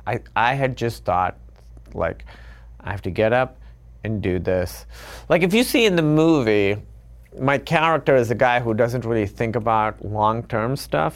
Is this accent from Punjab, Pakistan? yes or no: no; Karachi, Sindh, Pakistan; moved away as an adult; now in United States; growing up in Karachi